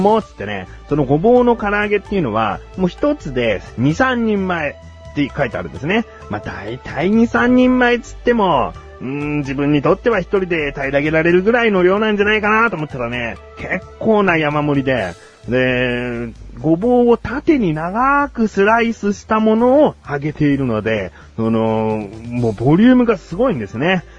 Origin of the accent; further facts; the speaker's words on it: Kanagawa, Japan; 地元神奈川県に着きまして